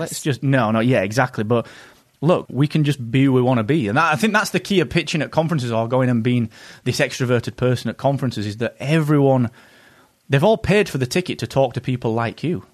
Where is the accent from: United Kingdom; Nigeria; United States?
United Kingdom; England; Being an English person in the U S at conferences